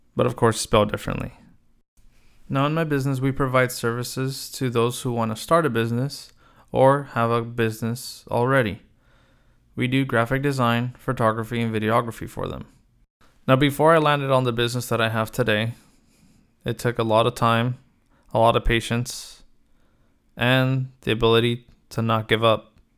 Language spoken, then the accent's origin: English; Los Angeles, California, United States; I was born in Los Angeles, out of a family of five